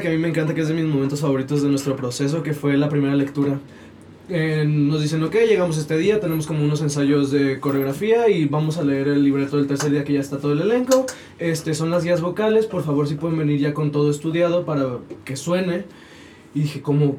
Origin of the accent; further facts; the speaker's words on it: Sinaloa, Mexico; now in Mexico City, Mexico; soy de Sinaloa